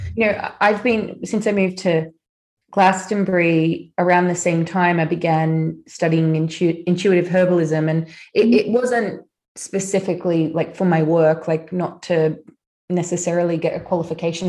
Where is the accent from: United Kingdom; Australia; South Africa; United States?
Australia; I grew up in Australia